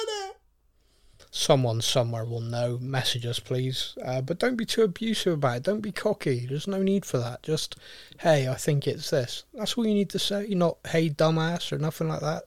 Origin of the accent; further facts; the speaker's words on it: United Kingdom; We're very British.